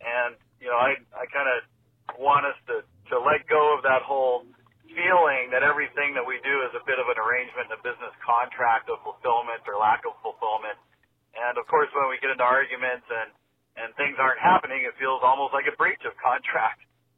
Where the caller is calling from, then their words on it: Canada; I'm calling from Canada.